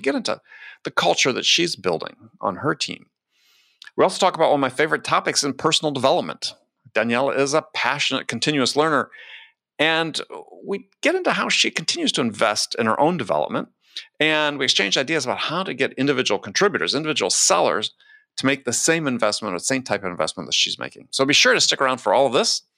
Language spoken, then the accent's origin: English; Wisconsin, United States; I grew up in Wisconsin